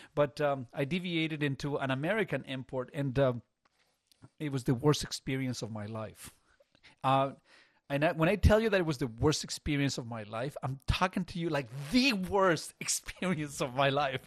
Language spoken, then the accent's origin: English; Chile; now in Burlington, Canada; there wasn't a lot of money growing up in Chile.